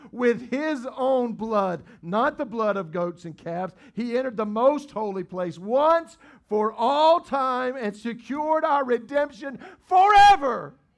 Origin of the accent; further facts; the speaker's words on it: the Bible Belt, United States; we grew up in the Bible Belt